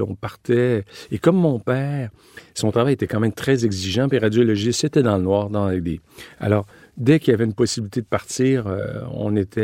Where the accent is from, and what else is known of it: Quebec City, Quebec, Canada; also born or lived in Italy / United States